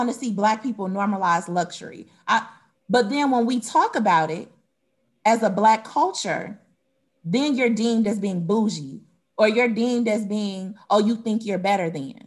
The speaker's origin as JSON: {"language": "English", "town": "Detroit", "region": "Michigan", "country": "United States", "moved": "yes", "lives_now": "Atlanta, United States", "said": "I'm originally from Detroit, Michigan"}